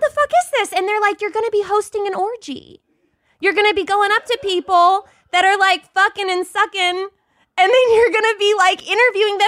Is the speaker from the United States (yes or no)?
yes; Dallas, Texas, United States; moved away as an adult; I'm from Dallas, Texas